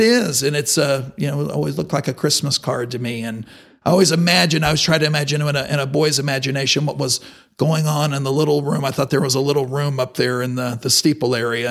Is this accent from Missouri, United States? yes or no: no; Amarillo, Texas, United States; I grew up in Amarillo, uh, in the Ridgecrest area